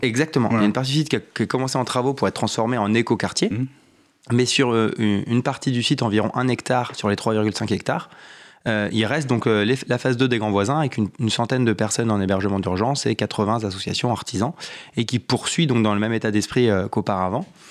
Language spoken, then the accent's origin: French; Val-d'Oise, Île-de-France, France; also born or lived in Compiègne / Saint-Étienne; now in Paris, France; j'ai grandi dans le petite ville du, Val d'Oise et après je fais mes études à Compiègne